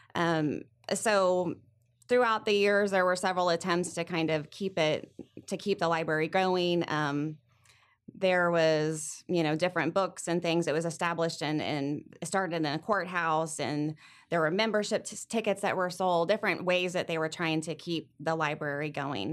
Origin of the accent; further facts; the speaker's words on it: Sedalia, Missouri, United States; I grew up here in Sedalia. I'm from Sedalia, went to school here.